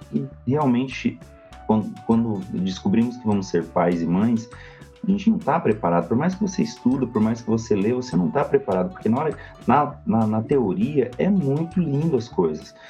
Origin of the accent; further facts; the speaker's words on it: Goioerê, Paraná, Brazil; now in São José dos Pinhais, Brazil; Eu sou do interior do Paraná, na verdade, eu sou nascido em Goiuerê, região noroeste do Paraná, mas hoje eu moro em São José dos Pinhais